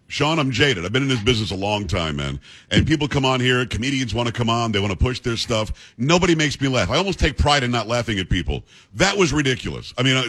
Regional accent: Long Island, New York, United States; we're both from Long Island

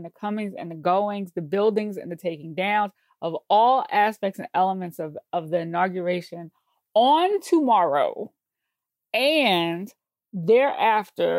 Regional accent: New York, United States; I say this as a New Yorker

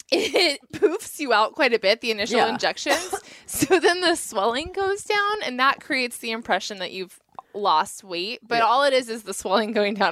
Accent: Southern California, United States; growing up in Southern California

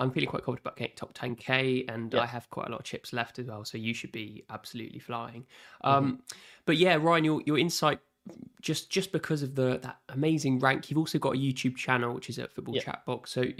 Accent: Southampton, South East England, United Kingdom; That's a really good point about the right mid spot because I am actually from Southampton. That's where I live.

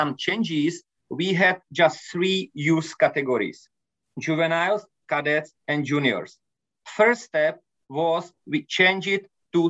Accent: Japan; English is a second language; I came from Japan and my friend Tomáš Ovesný came from Cuba

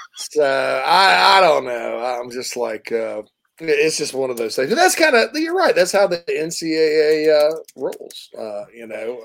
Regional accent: the South, United States; moved away; I'm from the South

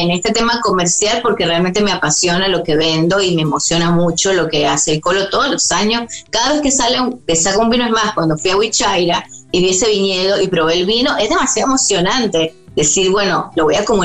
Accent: Venezuela; moved away

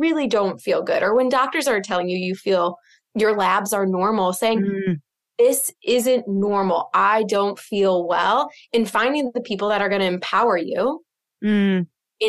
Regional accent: Midwest, United States; now in Boston, United States; I'm from the Midwest, just like you.

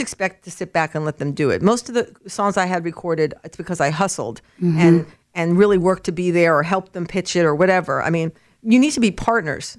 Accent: Los Angeles, California, United States; moved away as an adult; also born or lived in New York / Nashville; I was born in New York but raised in Los Angeles

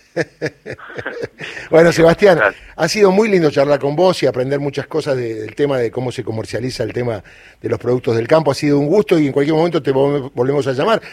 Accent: Córdoba, Argentina; Córdoba, mi provincia natal

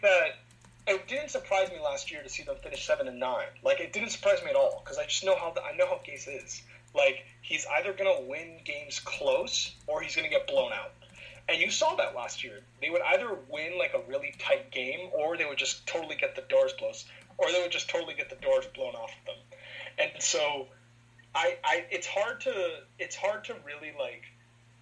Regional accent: Miami, Florida, United States; I'm from Miami, at the very south of Florida

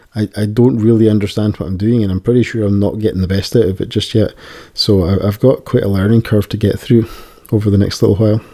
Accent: Scotland, United Kingdom; accent: Scottish; my Scottish accent

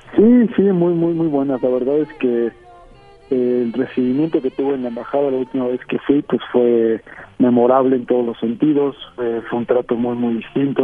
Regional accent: State of Mexico, Mexico; yo nací en el Estado de México

